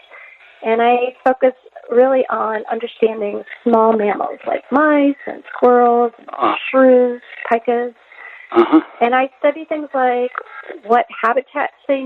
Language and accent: English; upstate New York, United States; moved away as an adult; also born or lived in New Mexico; now in Ellensburg, United States; I grew up outside a small town in upstate New York